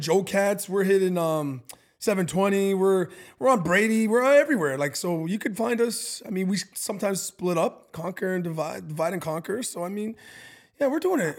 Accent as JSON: {"language": "English", "country": "Canada", "moved": "yes", "lives_now": "Milwaukee, United States", "said": "I'm Canadian. I grew up with a lot of Italian"}